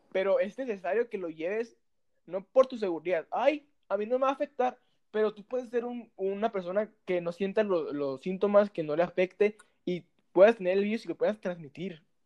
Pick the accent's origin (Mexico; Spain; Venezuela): Mexico; Mexicali, Baja California; Somos originarios de Mexicali, Baja California.